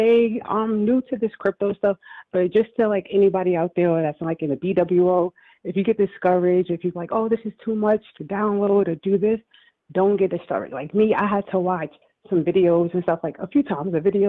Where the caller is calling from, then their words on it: Brooklyn, New York, United States; I'm calling from Brooklyn, New York.